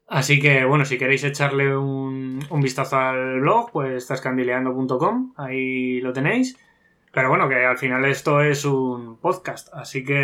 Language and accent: Spanish; Horcajada de la Torre, Castilla-La Mancha, Spain; mi pueblo está en Cuenca, que aprovecho para, nombrarlo, que es Horcajada de la Torre